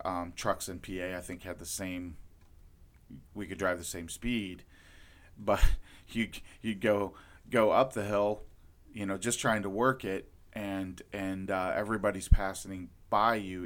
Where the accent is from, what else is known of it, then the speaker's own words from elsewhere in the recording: Lorain, Ohio, United States; I grew up in Lorain, Ohio